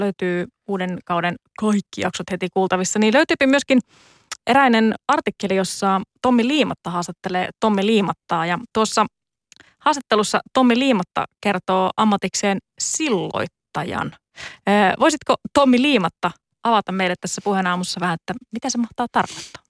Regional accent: Joensuu, North Karelia, Finland; omassa kotikaupungissani Joensuussa

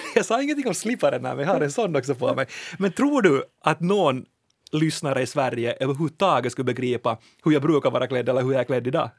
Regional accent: Finland; vi finlandssvenskar

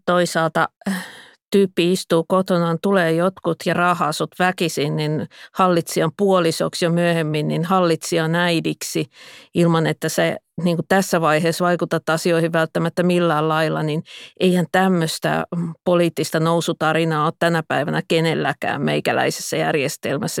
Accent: Pispala, Pirkanmaa, Finland; parhaimmillaan lapsuudessani Pispalassa

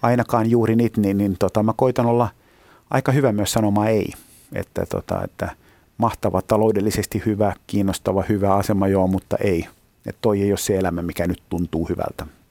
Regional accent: Helsinki, Uusimaa, Finland; mä oon helsinkiläinen

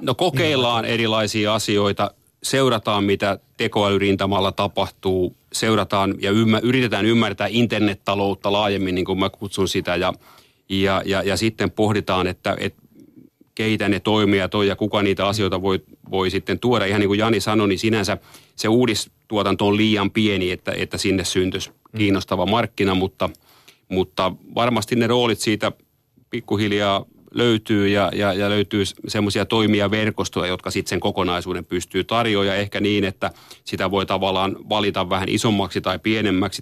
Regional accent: Tampere, Pirkanmaa, Finland; moved away; vanha kotikaupunkini Tampere

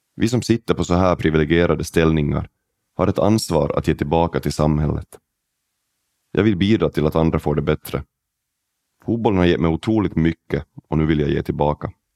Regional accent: Oravais, Ostrobothnia, Finland; now in Silkeborg, Denmark; Jag växte upp i Oravais

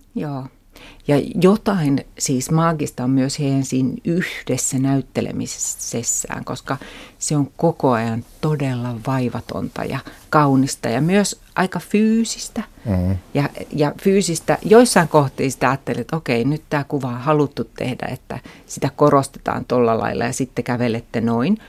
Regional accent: Turku, Southwest Finland, Finland; Mä kasvoin Turussa, suht pienessä kaupungissa

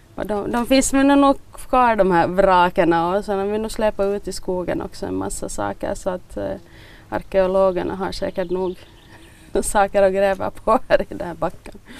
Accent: Bromarv, Uusimaa, Finland; also born or lived in Överby / Ostrobothnia; jag är, jag är född i eh, Överby egentligen, där mamma och pappa var sån lärare. Och så flyttade de till Bromarv när jag var halvt år gammal. Så jag har nog nästan bott här hela, hela livet.

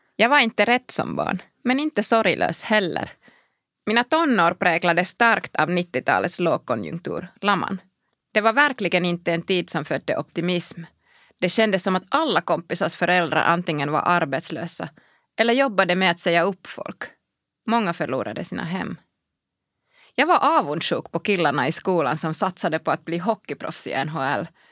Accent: Kuopio, North Savo, Finland; Swedish is a second language; moved away as an adult; also born or lived in Brussels; Jag är född i Kuopio i slutet av 70-talet och uppvuxen där

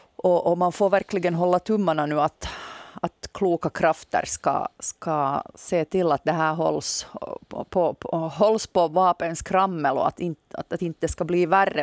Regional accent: Nykarleby, Ostrobothnia, Finland; now in Jakobstad, Finland; på mig hörs höser garanterat inte att jag är från Österbotten

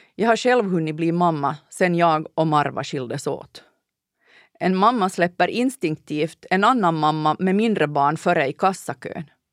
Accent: Ostrobothnia, Finland; Landade i Månäs i Nykarleby

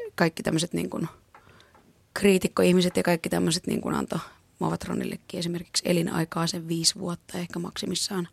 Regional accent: Finland; mä oon tuolta maalta kotoisin

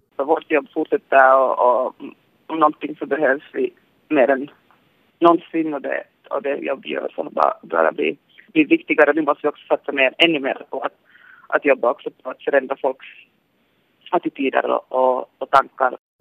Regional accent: Finland; moved away as an adult; now in Los Angeles, United States; jag är från Finland.

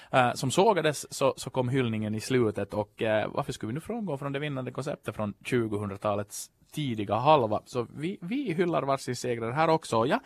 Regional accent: Ostrobothnia, Finland; jag är ju då österbottning i själ och hjärta men hade inte riktigt så koll på ramp.

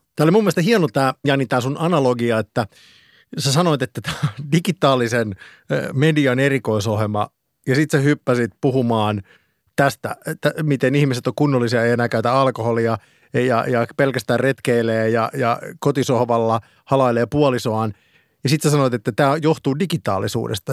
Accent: Eura, Satakunta, Finland; minä olen Eurasta

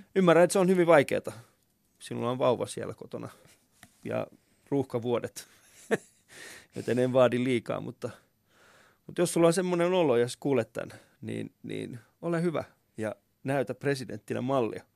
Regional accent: Vantaa, Uusimaa, Finland; mä oon ollut äh, Havukallion alaasteella ja Havukosken yläasteella. Ja sit mä oon, kyllä, ja mä oon Koivukylän tuossa lukiossa käynyt

